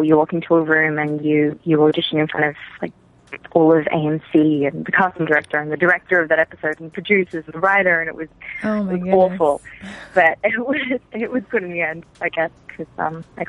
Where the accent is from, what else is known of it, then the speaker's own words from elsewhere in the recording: Australia; moved away as an adult; I'm from Australia. I'm Australian. And I came over to LA for pilot season